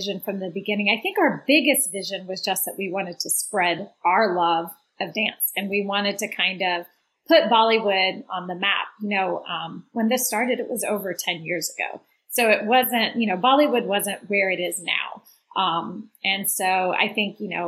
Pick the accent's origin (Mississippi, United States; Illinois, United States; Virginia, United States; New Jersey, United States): Mississippi, United States; moved away as an adult; also born or lived in Atlanta, Georgia / India / Baton Rouge, Louisiana / Washington, District of Columbia, United States; I grew up in Mississippi. I am a Mississippi girl